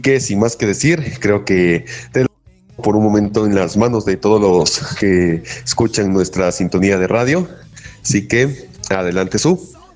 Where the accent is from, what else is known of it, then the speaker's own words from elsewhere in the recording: Ecuador; soy, también de, soy también de Ecuador